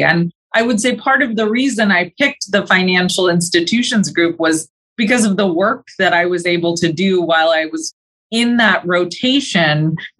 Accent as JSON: {"language": "English", "town": "Modesto", "region": "California", "country": "United States", "tie": "born or raised there", "said": "So I grew up in Modesto, which is a small town here in California, and I went to Stanford for undergrad, so stayed in Northern California."}